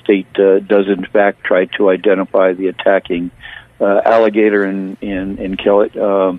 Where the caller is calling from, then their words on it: Florida, United States; I'm calling from Florida